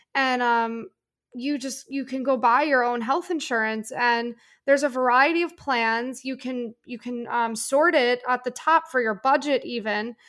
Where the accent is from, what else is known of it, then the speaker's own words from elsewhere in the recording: Northeast, United States; I'm from the Northeast